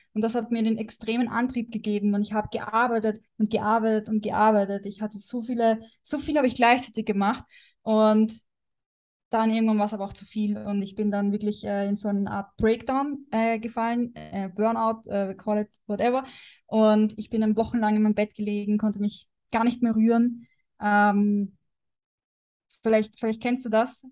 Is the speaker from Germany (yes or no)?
no; Austria; moved away as an adult; bin jetzt äh, aus Prag, äh, aus Österreich ausgewandert